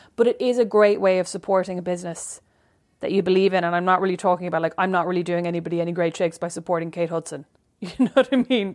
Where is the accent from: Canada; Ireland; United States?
Ireland; moved away; I'm Irish.